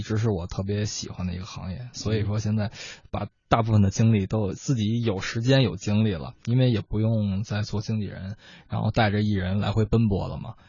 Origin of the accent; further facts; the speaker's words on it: Beijing, China; 北京北京孩子，对，土生土长。